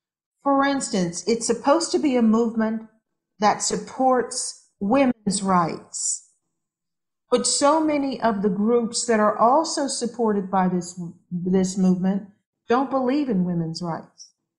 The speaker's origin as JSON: {"language": "English", "region": "California", "country": "United States", "said": "I come from California, so I care about using recyclable things."}